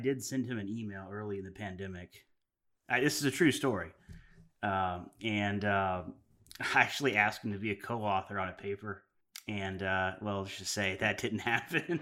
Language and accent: English; Arkansas, United States; we're from Arkansas